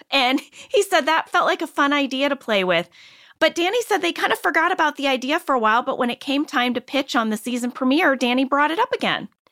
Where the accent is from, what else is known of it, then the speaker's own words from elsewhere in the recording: Ballwin, Missouri, United States; I know Baldwin because I grew up in Baldwin